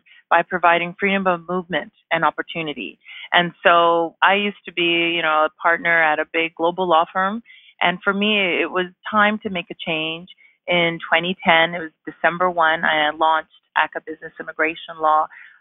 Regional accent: Vancouver, British Columbia, Canada; moved away as an adult; also born or lived in Toronto; now in Calgary, Canada; I'm originally from Vancouver

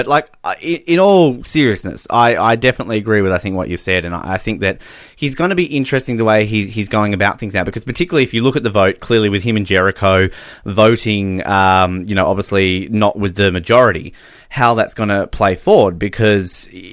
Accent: Australia; we're Australian.

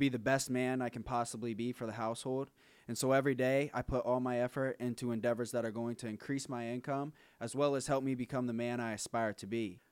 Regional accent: Akron, Ohio, United States; we're from Akron, Ohio

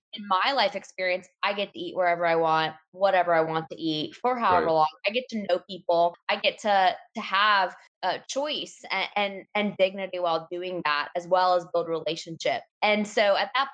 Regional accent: Raleigh, North Carolina, United States; I grew up in Raleigh, North Carolina, and have never left.

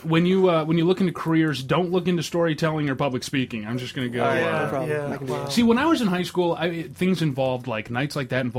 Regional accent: Perry, Michigan, United States; I'm from Perry.

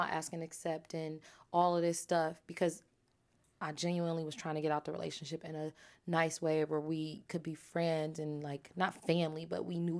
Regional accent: Jamaica; I'm a Jamaican, and I get like, who do you think you're talking to?

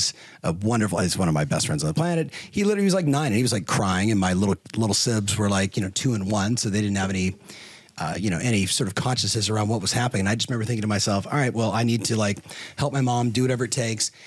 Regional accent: Southern California, United States; I was growing up in Southern California

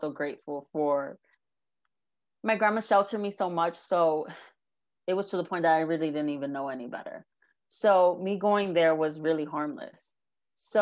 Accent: New York, United States; So I was raised in New York.

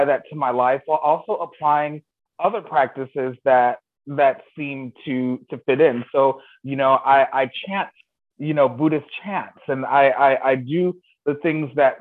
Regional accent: Chicago, Illinois, United States; we grew up in Chicago, and not only was church a big part of my life

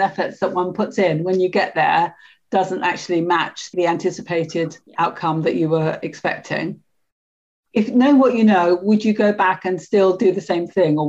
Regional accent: London, United Kingdom; accent: Cockney; I distinctly remember adjusting my accent to the upper middle class when I went to university, you know, from being a very Cockney style accent when I lived in Paddington.

